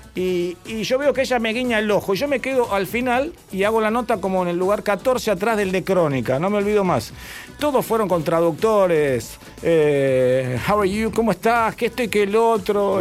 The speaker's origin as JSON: {"language": "Spanish", "country": "Argentina", "said": "somos argentinos"}